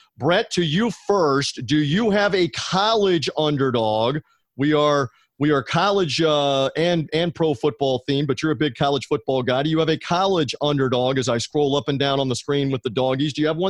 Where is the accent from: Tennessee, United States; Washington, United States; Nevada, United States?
Tennessee, United States; Memphis; in Memphis, Tennessee, my hometown